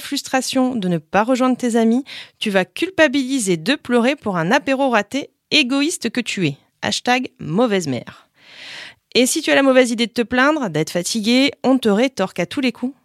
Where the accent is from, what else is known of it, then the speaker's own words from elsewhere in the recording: the North, Hauts-de-France, France; je viens du Nord